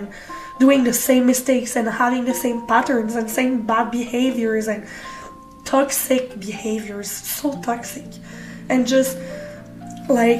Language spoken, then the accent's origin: English; Canada; I'm from Canada